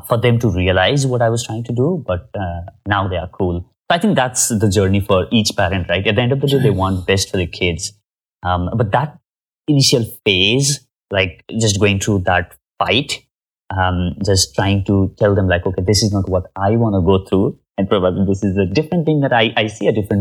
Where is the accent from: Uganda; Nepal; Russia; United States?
Nepal; I come from Nepal.